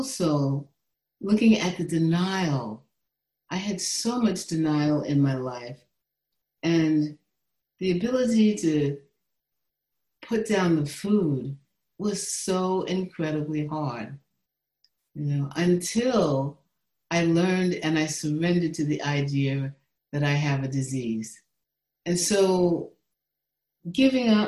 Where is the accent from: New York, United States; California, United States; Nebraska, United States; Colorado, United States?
New York, United States; New York City; I was born and raised in the Bronx, New York